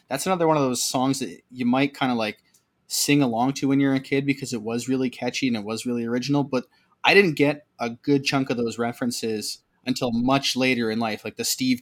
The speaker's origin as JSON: {"language": "English", "country": "Canada", "said": "a Canadian guy like ourselves"}